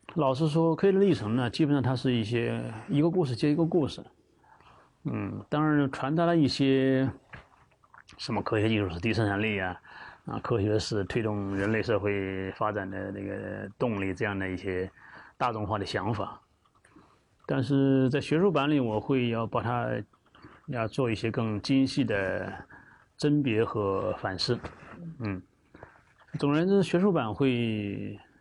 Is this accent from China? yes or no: yes; China; 我们作作为中国人，还是难免把自个儿的命运和国家的命运是结合在一起的。